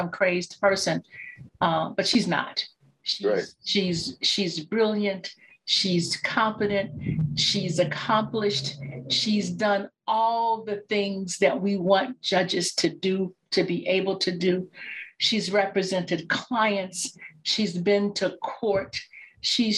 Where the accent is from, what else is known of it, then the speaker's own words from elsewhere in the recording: Chicago, Illinois, United States; I grew up in Chicago